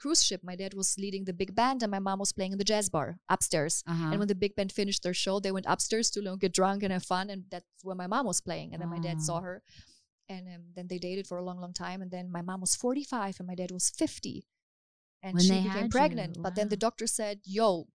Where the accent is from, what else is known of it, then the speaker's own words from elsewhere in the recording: Hamburg, Germany; moved away as an adult; now in Los Angeles, United States; I'm from Hamburg in Germany.